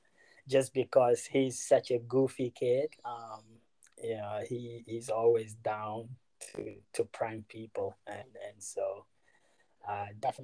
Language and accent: English; Ghana; To be honest, at such a young age, fell in love with the game growing up in Ghana.